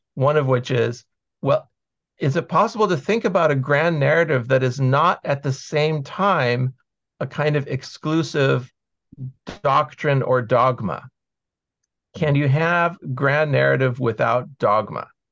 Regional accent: United States; I grew up in the American school system

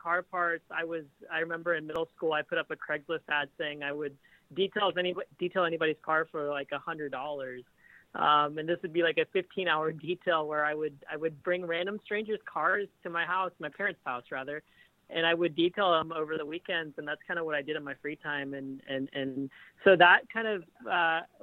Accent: Kansas City, United States; I grew up in Kansas City, born, raised Kansas City

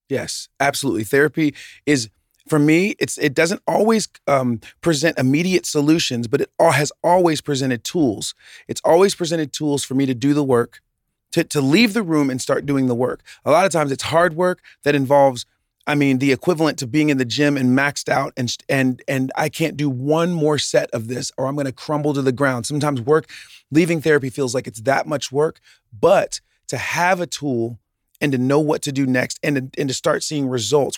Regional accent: the South, United States; I grew up in the South. Preacher's kid from the South.

